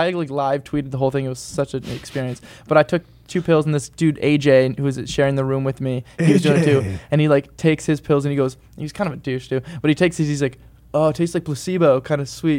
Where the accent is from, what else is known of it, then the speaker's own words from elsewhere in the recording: Wellsville, New York, United States; moved away; I'm from the East Coast. I'm from Western New York, which, in a town called Wellsville, New York, which is the middle of nowhere.